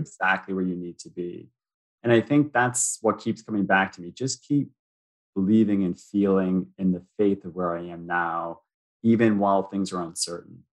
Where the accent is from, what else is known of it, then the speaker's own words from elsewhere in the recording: United States; moved away as an adult; now in Toronto, Canada; I'm American, but I live in Toronto.